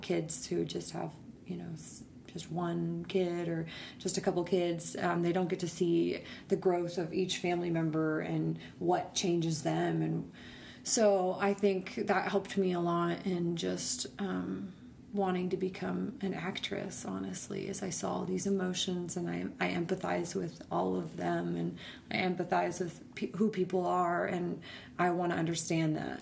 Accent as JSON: {"language": "English", "town": "Denver", "region": "Colorado", "country": "United States", "tie": "born or raised there", "also_born_or_lived": "Rockford, Illinois", "said": "we moved to Denver when I was young. So I grew up in Denver"}